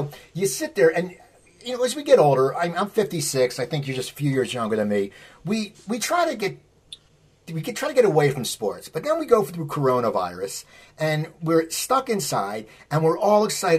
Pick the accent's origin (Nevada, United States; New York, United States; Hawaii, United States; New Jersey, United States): New Jersey, United States; moved away; also born or lived in Los Angeles; when I lived in L.A., didn't understand that I would say I was from Philly instead of South Jersey